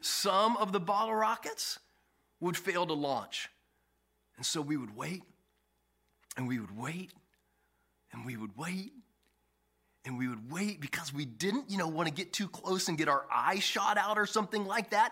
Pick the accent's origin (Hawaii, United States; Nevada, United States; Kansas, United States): Kansas, United States; Kansas City; I grew up in Kansas City, Kansas